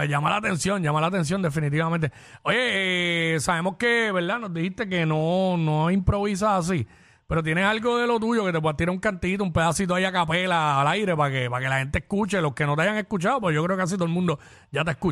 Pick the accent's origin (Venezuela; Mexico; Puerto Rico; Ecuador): Puerto Rico; Mayagüez; born there; yo nací, oye, yo nací en Mayagüez. No, no, no soy, pero nací en Mayagüez